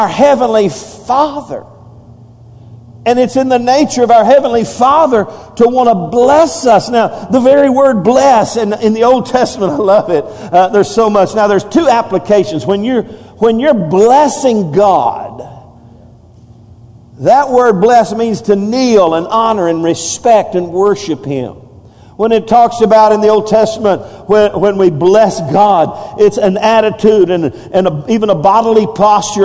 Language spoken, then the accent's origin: English; United States; as American